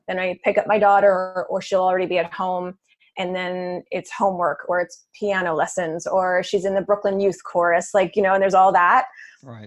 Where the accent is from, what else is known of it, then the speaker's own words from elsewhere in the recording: Canada; moved away as an adult; now in New York City, United States; I'm originally from Canada